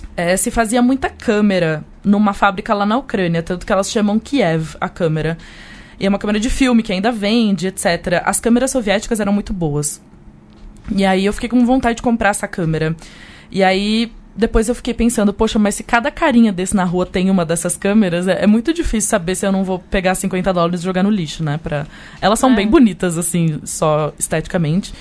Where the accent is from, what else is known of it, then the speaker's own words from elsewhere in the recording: Brazil; eu sou do Brasil